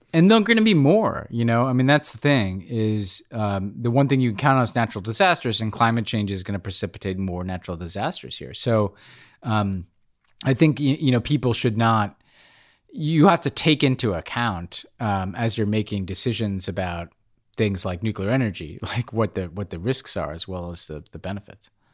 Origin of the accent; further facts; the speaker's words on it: New York City, New York, United States; as a New Yorker